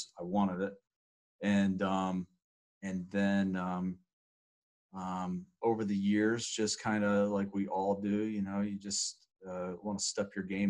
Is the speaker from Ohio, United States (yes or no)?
yes; 45 minutes south of Cleveland, Ohio, United States; also born or lived in north of Columbus, Ohio; born and raised in Ohio. Grew up probably 45 minutes south of Cleveland.